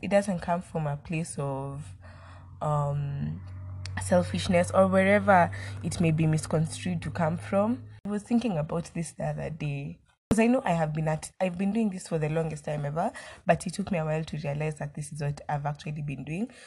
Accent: Kenya; as a Kenyan citizen.

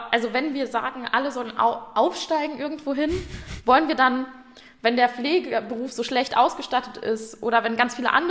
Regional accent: North Rhine-Westphalia, Germany; Ich komme aus dem Ruhrgebiet, da geht es jetzt gerade noch.

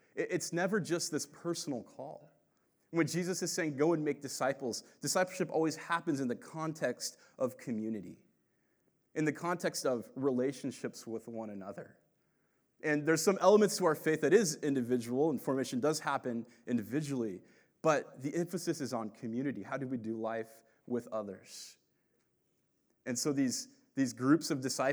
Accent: Phoenix, Arizona, United States; when I grew up here in Phoenix, this was all desert when I was a kid

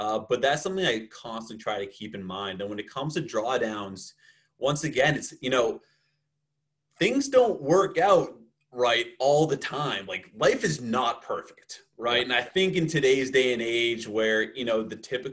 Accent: outside of Boston, Massachusetts, United States; moved away as an adult; also born or lived in Miami; I grew up outside of Boston, Massachusetts

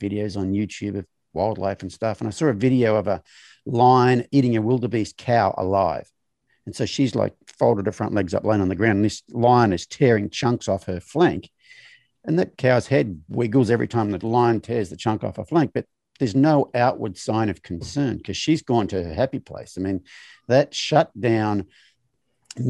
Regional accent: Australia; as a male of my generation growing up in Australia

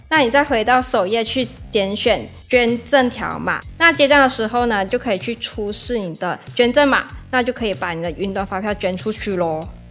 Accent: Malaysia; now in Taiwan; 我来自马来西亚。那现在呢，是南台的研究生

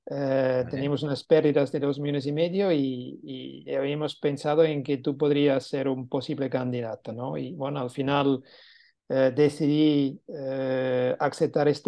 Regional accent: Catalonia, Spain; si íbamos a vender como catalanes a Madrid, pues no teníamos el mismo éxito como siendo madrileños vendiendo en Madrid

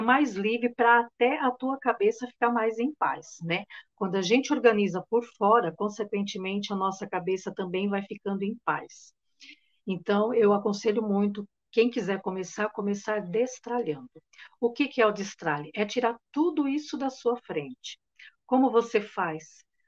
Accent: São Paulo, Brazil; eu sou de São Paulo, capital

